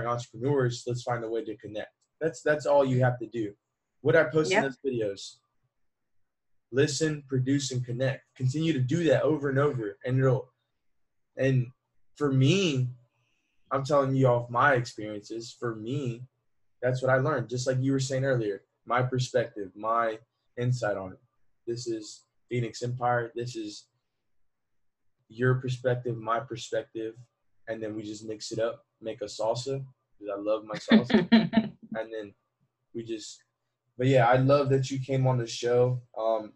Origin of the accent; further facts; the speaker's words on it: Puerto Rico; also born or lived in United States; I'm from Puerto Rico. So as a Puerto Rican, I'm part of the Commonwealth